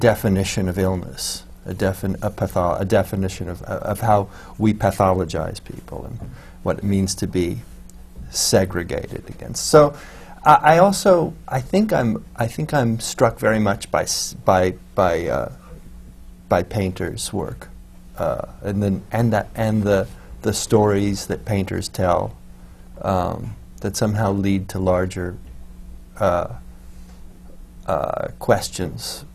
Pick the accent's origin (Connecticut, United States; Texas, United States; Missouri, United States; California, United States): California, United States; Los Angeles; moved away; I came from from Los Angeles